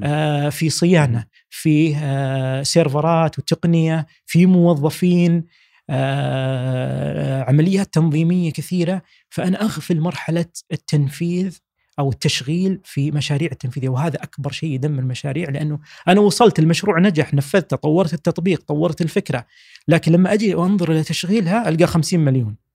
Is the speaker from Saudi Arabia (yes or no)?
yes; Saudi Arabia; إحنا كشباب سعودي